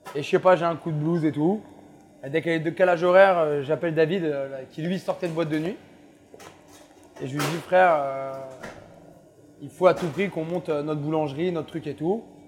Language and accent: French; France; moved away as an adult; also born or lived in Melbourne, Australia / Sydney, Australia / Tel Aviv, Israel; chez nous en France